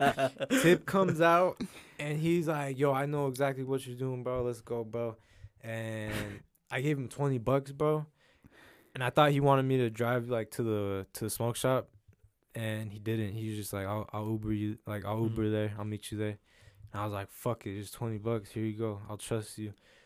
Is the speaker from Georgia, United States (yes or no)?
no; Utah, United States; moved away; also born or lived in Temecula; I'm from Utah